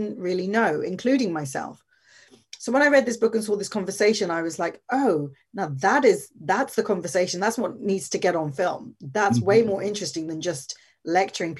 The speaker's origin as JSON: {"language": "English", "region": "London", "country": "United Kingdom", "tie": "born or raised there", "said": "I was born in London, born and raised in London"}